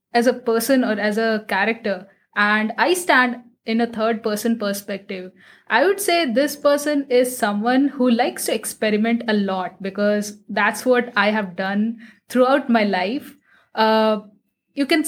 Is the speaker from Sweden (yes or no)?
no; Patna, Bihar, India; I am sitting in my hometown that is situated in Patna